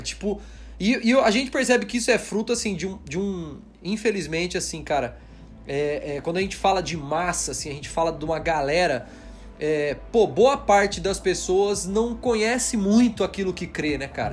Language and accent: Portuguese; Brazil; nós somos brasileiros aqui, então a gente tem nosso, a nossa língua.